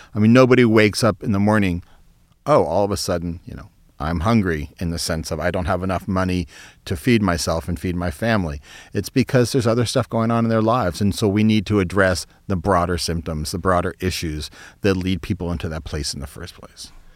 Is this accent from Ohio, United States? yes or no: yes; Youngstown, Ohio, United States; I grew up in Youngstown, Ohio